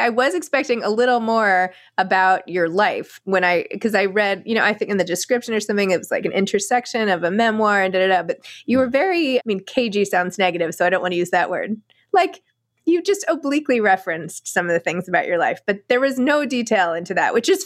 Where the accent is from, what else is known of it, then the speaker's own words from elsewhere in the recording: New York, United States; I'm a New Yorker.